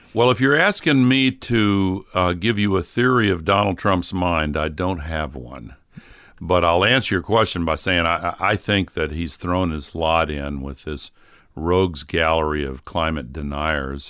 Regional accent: the South, United States; also born or lived in Tennessee; when I grew up in the South

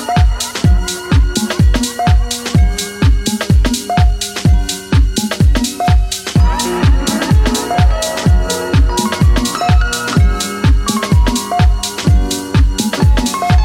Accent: Paris, Île-de-France, France; I'm from Paris

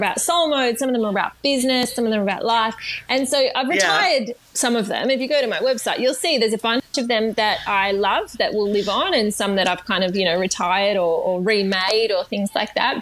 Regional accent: Melbourne, Victoria, Australia; I grew up in Melbourne in the eastern suburbs of Melbourne

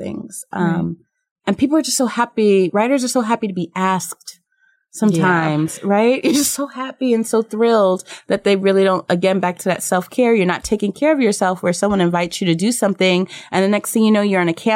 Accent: New York City, New York, United States; I was born in New York City

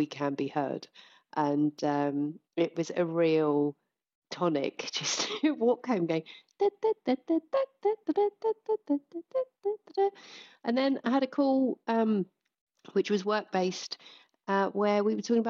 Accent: United Kingdom; we're British

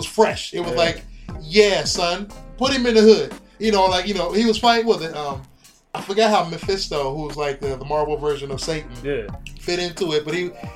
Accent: United States; we're American

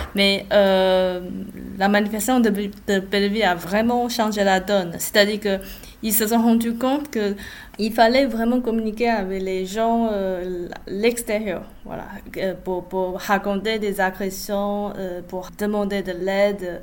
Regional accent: Taiwan; French is a second language; moved away as an adult; now in France; je suis pas née en France, je viens de Taïwan et je me suis arrivée pour, faire une thèse.

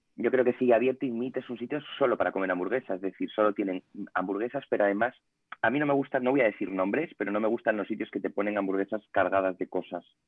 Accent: Ponferrada, Castile and León, Spain; moved away as an adult; now in Madrid, Spain; yo soy de Ponferrada, de León, pero llevo 11 años en Madrid

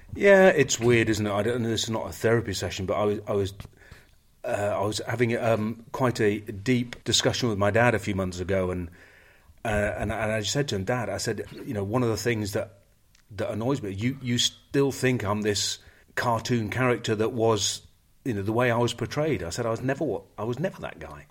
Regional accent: England, United Kingdom; The English, we're not

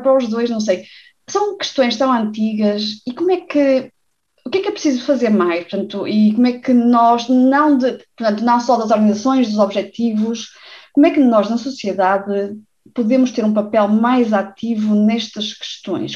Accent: Portugal; eu cresci em Portugal

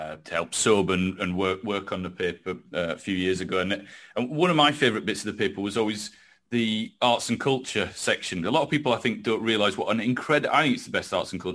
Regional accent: Yorkshire and the Humber, United Kingdom; I'm a Yorkshireman

